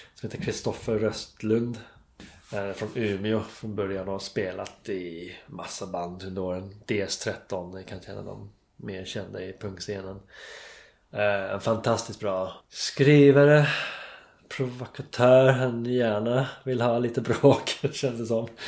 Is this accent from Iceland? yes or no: no; England, United Kingdom; Swedish is a second language; moved away as an adult; now in Stockholm, Sweden; jag var engelsman